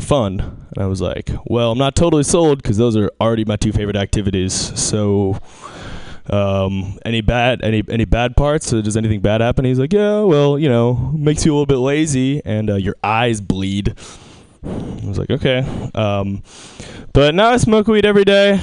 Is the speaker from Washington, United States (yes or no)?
yes; Seattle, Washington, United States; I'm from Seattle